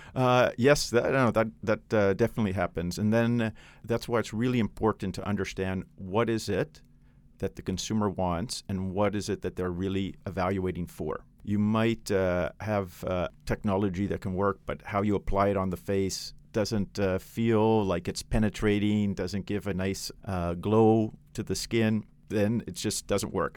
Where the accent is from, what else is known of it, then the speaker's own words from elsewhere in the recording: Canada; moved away as an adult; now in China; I'm Canadian